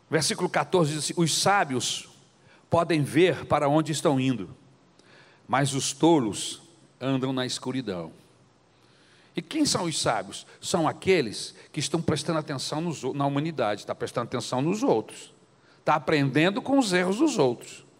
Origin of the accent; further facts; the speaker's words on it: Brazil; nós que somos brasileiros, por causa da nossa cultura católica